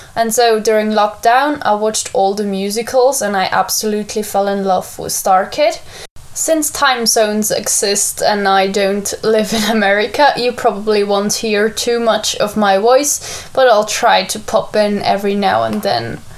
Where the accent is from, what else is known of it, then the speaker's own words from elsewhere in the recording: New Zealand; I'm from New Zealand, not Australia